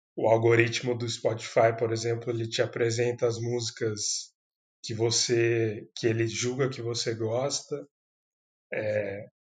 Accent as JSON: {"language": "Portuguese", "town": "Campinas", "region": "São Paulo", "country": "Brazil", "said": "eu sou de Campinas, São Paulo"}